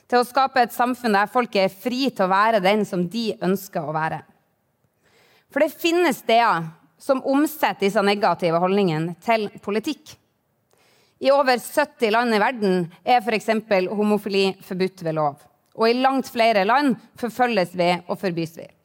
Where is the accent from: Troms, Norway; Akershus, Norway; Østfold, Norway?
Troms, Norway; Harstad; Nord-Norge betyr noe for meg. Det er dette jeg kaller hjemmet mitt. Jeg vokste opp i Harstad og tilbrakte feriene mine i Hokkvik rett utenfor byen her. Og så tok jeg videregående i Tromsø.